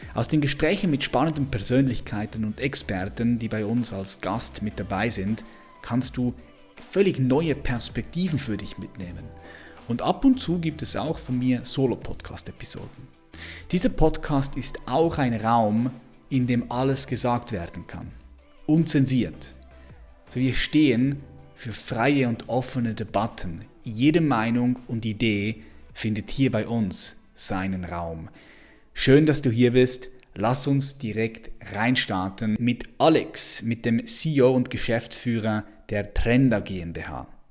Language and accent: German; Switzerland; als Schweizer